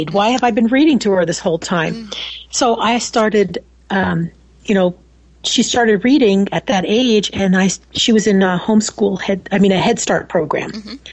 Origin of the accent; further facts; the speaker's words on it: Wichita, Kansas, United States; also born or lived in New York; now in Nebraska, United States; No, actually, um, I was born in New York and moved to Wichita, Kansas.